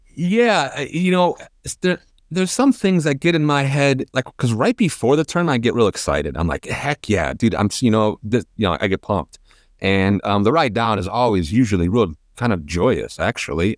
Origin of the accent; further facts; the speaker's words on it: Chicago, Illinois, United States; growing up in Chicago and in the, in the northern places